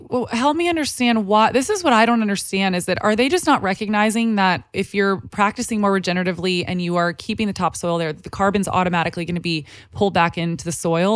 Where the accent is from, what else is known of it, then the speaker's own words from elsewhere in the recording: Texas, United States; now in Los Angeles, United States; I grew up in Texas